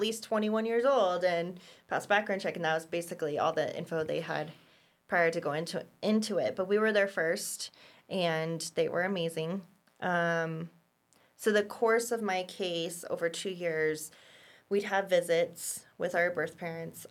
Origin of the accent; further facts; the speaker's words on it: Boulder, Colorado, United States; I was born in Boulder, um, in nineteen eighty-seven